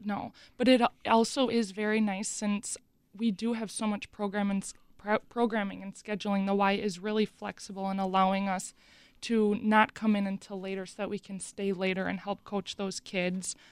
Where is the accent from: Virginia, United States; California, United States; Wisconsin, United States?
Wisconsin, United States; Mukwonago; I grew up in McGuanago, went to McGuanago High School